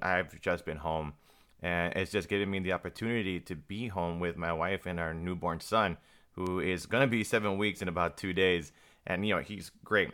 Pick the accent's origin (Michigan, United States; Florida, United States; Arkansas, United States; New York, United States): Florida, United States; Miami; I'm from Miami